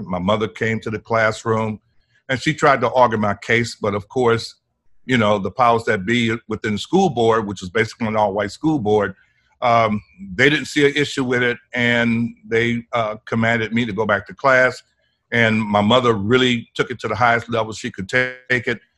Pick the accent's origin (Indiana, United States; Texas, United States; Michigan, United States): Texas, United States; Port Arthur; moved away as an adult; also born or lived in California; I was born and raised here in Port Arthur